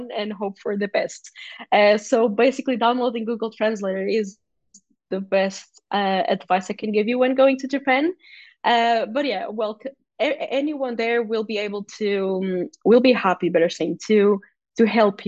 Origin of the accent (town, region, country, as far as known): Portugal; first language Portuguese; English is a second language